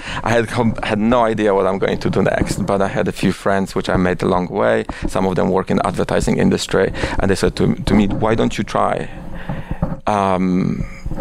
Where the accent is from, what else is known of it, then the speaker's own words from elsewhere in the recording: Oświęcim, Lesser Poland, Poland; moved away as an adult; also born or lived in Warsaw, Poland / London, United Kingdom / India; now in New York, United States; I was born in Oświęcim, which is a quite controversial city to be born with. But I was born there, and I was there. I was living there till I was 18, and then I moved to Warsaw to university